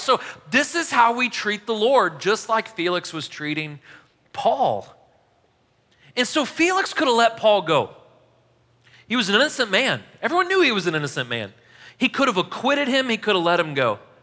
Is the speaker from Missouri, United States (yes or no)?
yes; St. Louis, Missouri, United States; I'm from Saint Louis